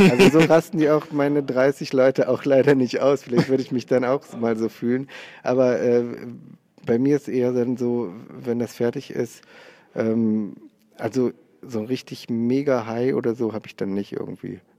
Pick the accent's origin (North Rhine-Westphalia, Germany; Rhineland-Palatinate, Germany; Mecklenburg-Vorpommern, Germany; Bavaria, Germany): North Rhine-Westphalia, Germany; now in Cologne, Germany; ich komme aus, aus Oberberg, das ist bei Köln, so Bergisches Land, äh, eine Stunde von Köln und jetzt wohne ich in Köln. Da bin ich auf dem Dorf groß geworden.